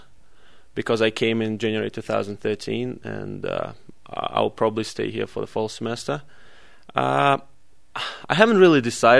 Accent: Saint Petersburg, Russia; moved away as an adult; now in Utah, United States; I'm from St. Petersburg

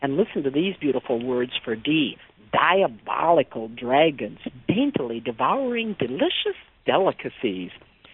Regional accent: Michigan, United States; I'm from Michigan

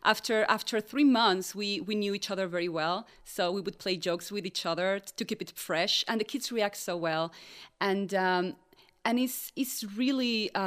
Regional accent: Utah, United States; I'm from Utah too, and Utah Opera went to my school when I was little

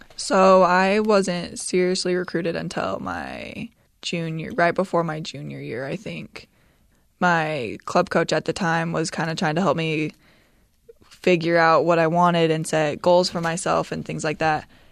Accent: Utah, United States; growing up in Utah

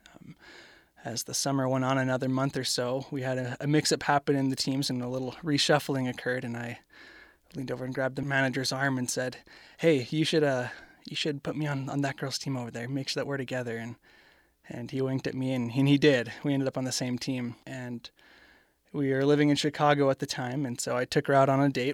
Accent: Canada; I am from Canada

